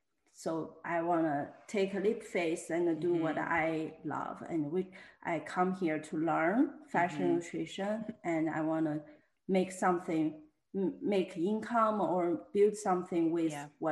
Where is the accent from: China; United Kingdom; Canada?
China; moved away as an adult; also born or lived in New York, United States; now in Houston, United States; I am a full-time artist based in Houston, Texas. I'm originally from China. I moved to US 10 years ago